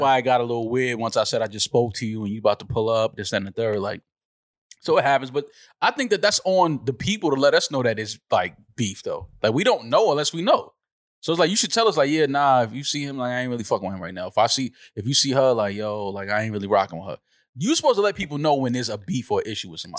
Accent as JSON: {"language": "English", "region": "New York", "country": "United States", "said": "being a New Yorker"}